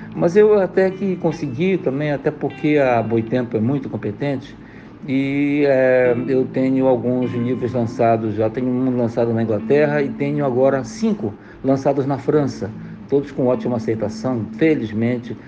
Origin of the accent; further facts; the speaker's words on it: Pará, Brazil; sou paraense, é, escritor